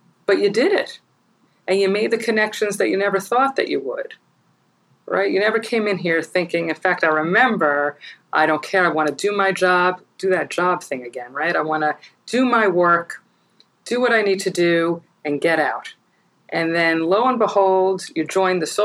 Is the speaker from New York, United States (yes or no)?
yes; New York, United States; I'm probably a New Yorker through and through and for the rest of my life